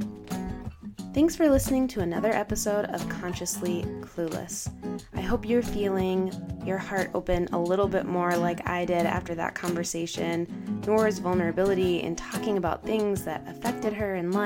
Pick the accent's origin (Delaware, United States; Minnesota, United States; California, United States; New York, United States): Minnesota, United States; I'm way in the top of the state, like right next to Canada. So I'm like in the woods, like small town